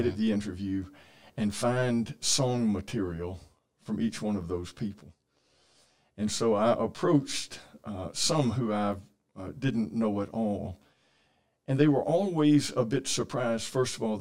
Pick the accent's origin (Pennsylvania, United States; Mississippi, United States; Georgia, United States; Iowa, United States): Georgia, United States; Columbus; also born or lived in Bay Minette, Alabama; I grew up here in Columbus, in the Columbus area